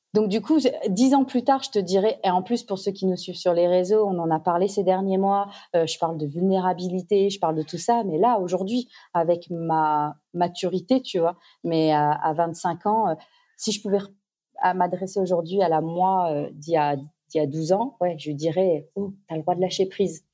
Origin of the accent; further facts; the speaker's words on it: Auxerre, Bourgogne-Franche-Comté, France; moved away as an adult; now in Australia; chez nous, à Auxerre, en Bourgogne.